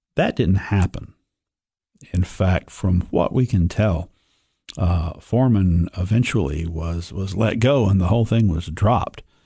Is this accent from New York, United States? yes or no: no; Sparta, Tennessee, United States; a native of the Upper Cumberland. I was born in Sparta